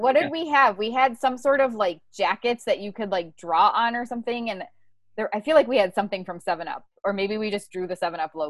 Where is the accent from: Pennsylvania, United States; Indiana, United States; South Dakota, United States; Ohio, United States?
Ohio, United States; moved away; which also I used to call pop when I was from Ohio, but it got changed to soda very quickly when I moved to the South.